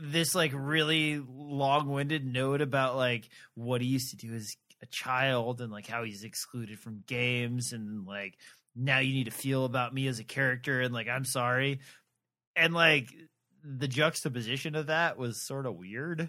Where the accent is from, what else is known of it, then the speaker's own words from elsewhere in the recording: Midwest, United States; I'm from the Midwest where I used to drive by these all the time